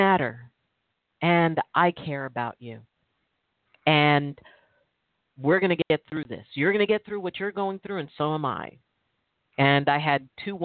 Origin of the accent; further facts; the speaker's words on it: Milpitas, California, United States; I grew up in Milpitas, California, which back then it was considered pretty rural, pretty country